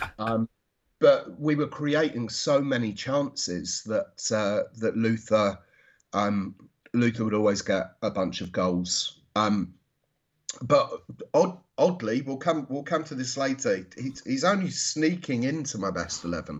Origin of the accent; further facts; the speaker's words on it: Watford, East of England, United Kingdom; also born or lived in London; I grew up there. I was I was born in London, but we moved to moved to Watford when I was three months old.